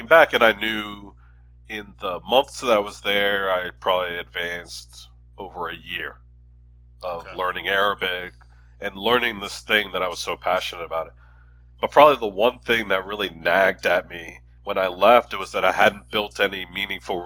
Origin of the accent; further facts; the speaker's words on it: Philadelphia, Pennsylvania, United States; moved away; also born or lived in Chicago / Washington, District of Columbia, United States; I'm from Philly